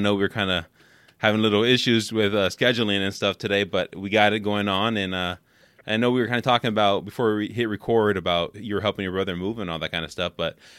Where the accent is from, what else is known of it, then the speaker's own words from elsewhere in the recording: San Francisco Bay Area, California, United States; So I grew up in San Francisco Bay Area